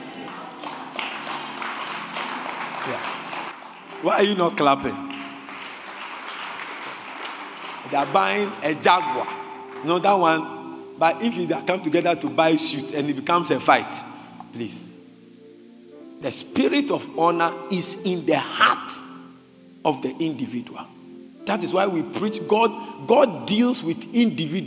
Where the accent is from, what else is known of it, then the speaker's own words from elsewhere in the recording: Ghana; as a Christian, I'm not talking as a Ghanaian